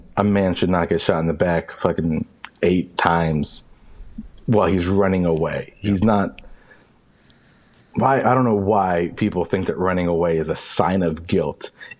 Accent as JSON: {"language": "English", "town": "Bridgeport", "region": "Connecticut", "country": "United States", "tie": "born there", "said": "I was born in 1992 in Bridgeport, Connecticut."}